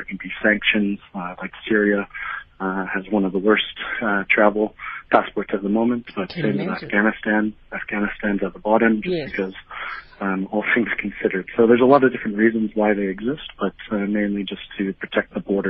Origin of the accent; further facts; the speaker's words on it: Canada; But while I'm Canadian, I travel frequently on my British passport